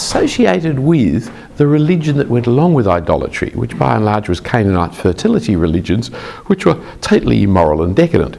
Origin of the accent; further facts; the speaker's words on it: Australia; I'm an Australian Anglican